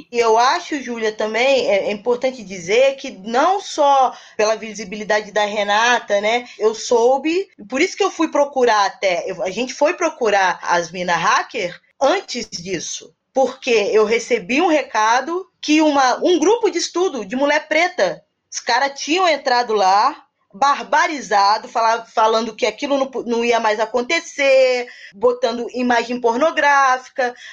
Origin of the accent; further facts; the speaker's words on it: Niterói, Rio de Janeiro, Brazil; Também sou de Niterói